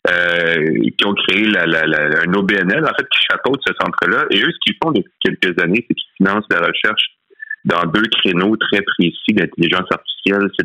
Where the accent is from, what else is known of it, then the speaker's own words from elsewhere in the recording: Quebec, Canada; nous, ici au Québec